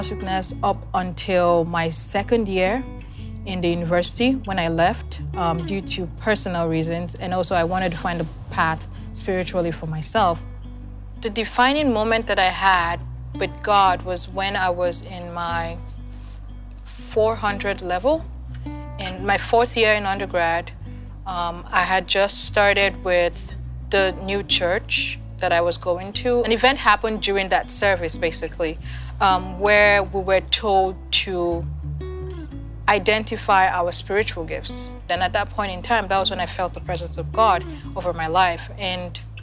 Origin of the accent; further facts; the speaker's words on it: Nigeria; moved away as an adult; now in United States; I'm from Nigeria, and I've been in the U.S. for about 4 years now